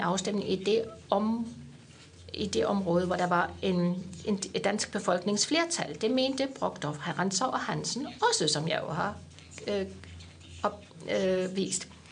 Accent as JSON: {"language": "Danish", "region": "Swabia", "country": "Germany", "tie": "born or raised there", "moved": "yes", "said": "jeg er født i Schwaben"}